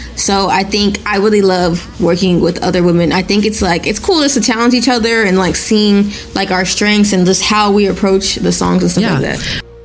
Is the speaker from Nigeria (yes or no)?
yes; Nigeria; I'm Nigerian. I was literally born in Nigeria